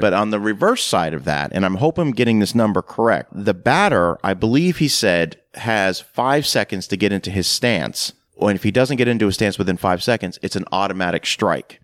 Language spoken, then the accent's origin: English; Canada; moved away; also born or lived in rural Tennessee; growing up in Canada, and, and then moving to rural Tennessee.